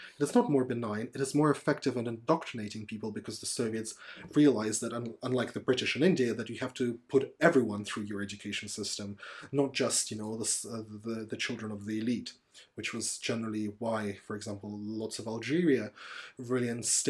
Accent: Cheboksary, Chuvashia, Russia; Russian people living in my hometown, Chuvashkar, or Chibaksar in Russian, they never learn or speak Chuvash.

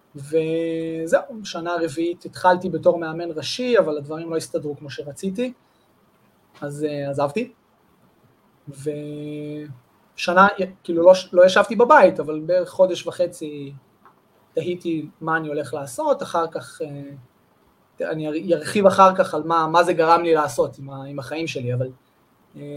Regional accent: Amir, Northern District, Israel; moved away as an adult; also born or lived in Holon / Jerusalem / Jezreel Valley / Wingate Institute; נולדתי בחולון, אבל גדלתי בקיבוץ אמיר מגיל שלוש, אמיר זה ליד כפר בלום, ליד קריית שמונה

